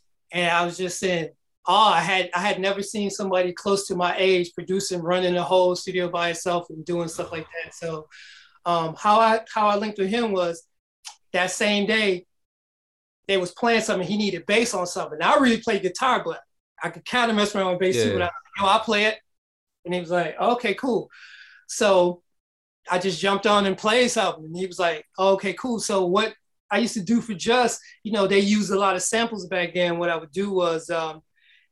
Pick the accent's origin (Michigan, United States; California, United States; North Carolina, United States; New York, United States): Michigan, United States; Detroit; moved away; growing up in Detroit, we had a lot of music that we listened